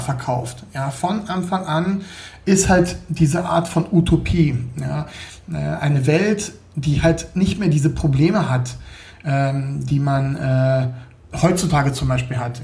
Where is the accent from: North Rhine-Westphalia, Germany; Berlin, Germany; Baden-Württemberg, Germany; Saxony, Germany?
Berlin, Germany; now in Munich, Germany; Ich äh, lebe hier in München, komme aber ursprünglich aus Berlin. Also ich bin geborener Berliner.